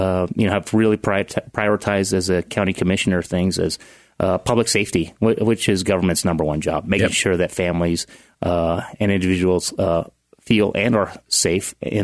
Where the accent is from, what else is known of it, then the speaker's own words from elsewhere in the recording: Strathmore, California, United States; also born or lived in Texas, United States; I was born in Texas, but only lived there for about 2 years, and then they finally settled in Central California, small town, agriculture of about 3,000 people, Strathmore. Sure. So I was raised there my entire life, essentially.